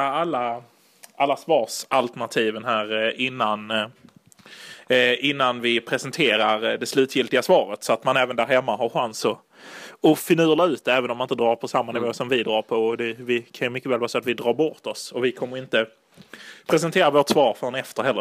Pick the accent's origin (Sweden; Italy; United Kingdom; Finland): Italy; jag är ju italienare